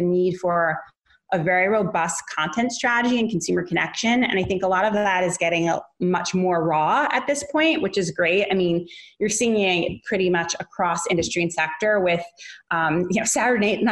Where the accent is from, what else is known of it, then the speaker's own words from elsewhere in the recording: New York City, New York, United States; moved away; That's my hometown too